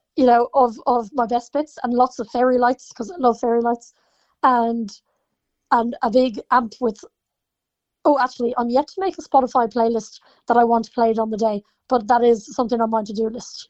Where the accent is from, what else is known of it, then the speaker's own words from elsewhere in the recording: Ireland; especially being Irish